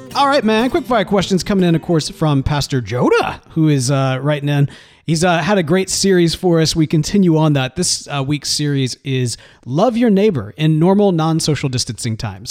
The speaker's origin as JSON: {"language": "English", "region": "Mississippi", "country": "United States", "tie": "born or raised there", "moved": "yes", "lives_now": "Texas, United States", "said": "growing up in Mississippi"}